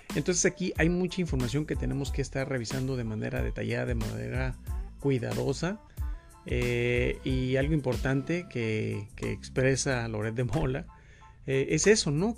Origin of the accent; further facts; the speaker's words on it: Mexico; nosotros como mexicanos